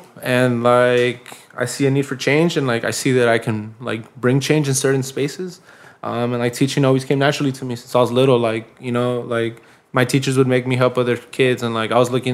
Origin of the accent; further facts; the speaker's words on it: Pasadena, California, United States; growing up in Pasadena